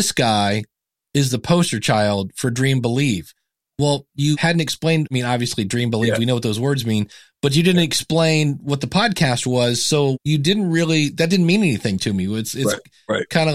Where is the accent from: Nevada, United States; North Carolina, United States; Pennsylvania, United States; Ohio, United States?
Ohio, United States; Akron; I was born in Akron, Ohio